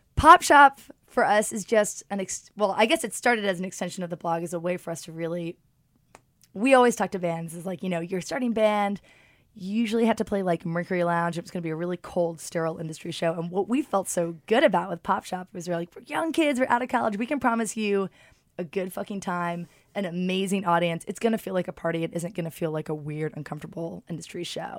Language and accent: English; London, United Kingdom; also born or lived in Martha's Vineyard; I'm born and raised in London